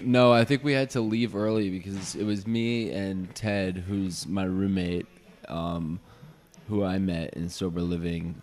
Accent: New York, United States; now in Los Angeles, United States; I'm not an LA native. I'm from New York originally

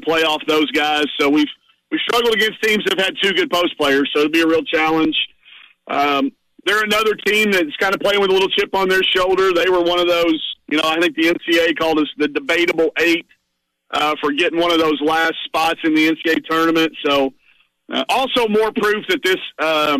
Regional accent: Greenwood, Arkansas, United States; growing up in Greenwood, Arkansas

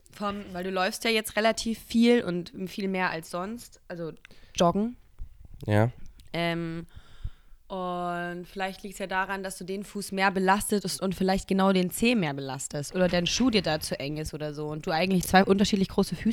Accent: Cologne, North Rhine-Westphalia, Germany; Ich, ich komme aus Köln. Es tut mir so leid.

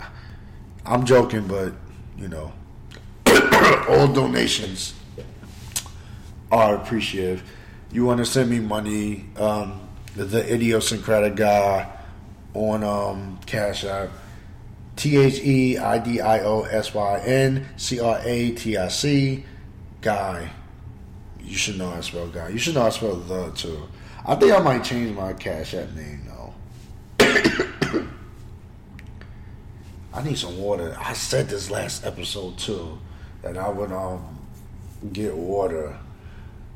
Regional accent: Roosevelt, United States; my hometown, Roosevelt.

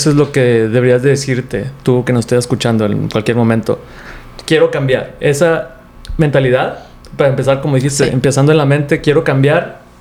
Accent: Mexico; nosotros que somos latinos, que somos mexicanos

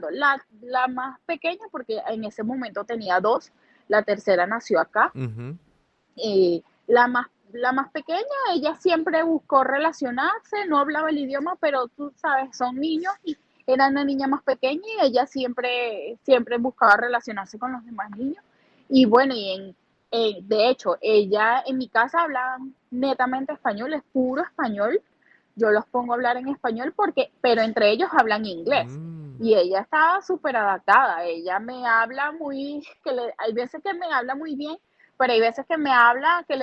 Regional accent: Duaca, Lara, Venezuela; now in Columbus, United States; Mira, me llevaría a mi pueblo, me llevaría a, a Duaca

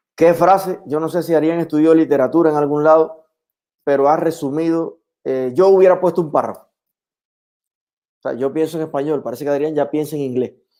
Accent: El Yarey de Vázquez, Las Tunas, Cuba; moved away; ¿Qué hay en mi pueblo hoy?

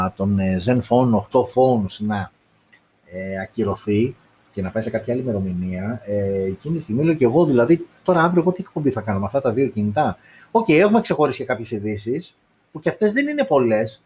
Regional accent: Greece; εμείς οι Έλληνες

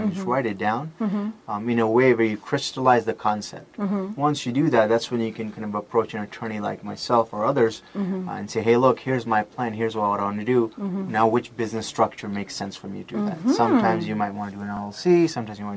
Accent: Las Vegas, Nevada, United States; I grew up in Vegas

